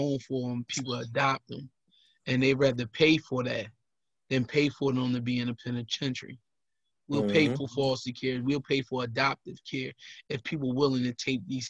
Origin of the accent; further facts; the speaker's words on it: United States; Place I'm from Rich Allen. Everybody know that Rich Allen projects